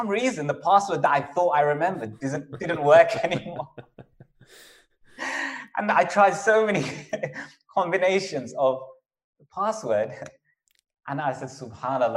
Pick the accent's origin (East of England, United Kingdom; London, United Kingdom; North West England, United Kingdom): London, United Kingdom; moved away as an adult; also born or lived in Bradford; When I was in London, I grew up in London